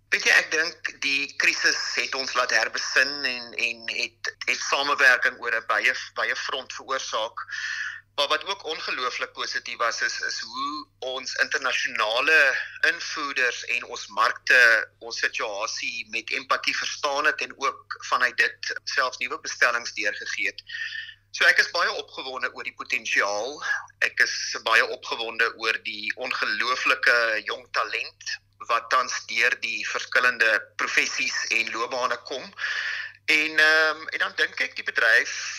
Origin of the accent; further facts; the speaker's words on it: South Africa; ons as Suid-Afrikaners